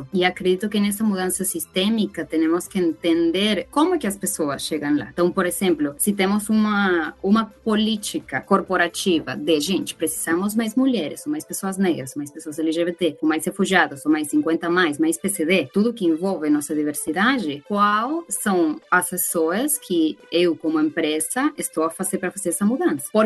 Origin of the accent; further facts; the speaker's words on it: Venezuela; Portuguese is a second language; now in Brazil; Eu sou venezuelana, que vim para o Brasil com o status de refugiada para ter uma vida melhor